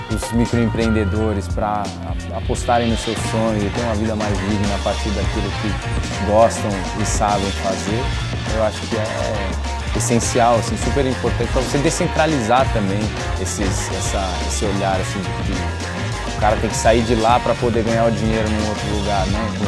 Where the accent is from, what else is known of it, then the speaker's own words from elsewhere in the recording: Olinda, Pernambuco, Brazil; Eu venho lá de Olinda.